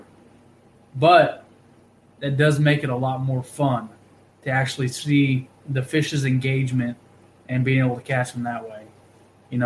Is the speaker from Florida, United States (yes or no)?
no; Wichita, Kansas, United States; also born or lived in Anchorage, Alaska; now in Tulsa, United States; I grew up in Kansas, and I see, like, buddies that I grew up with in Wichita